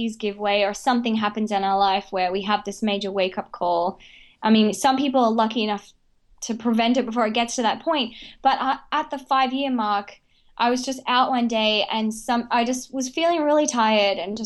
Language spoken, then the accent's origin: English; Australia; also born or lived in Brisbane; I was born and raised in Australia, and I was actually raised with the Indigenous people in Outback Australia